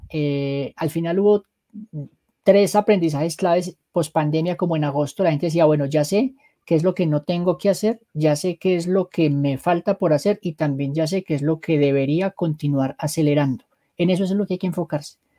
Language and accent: Spanish; Manizales, Caldas, Colombia; moved away as an adult; now in Bogotá, Colombia; yo soy de Manizales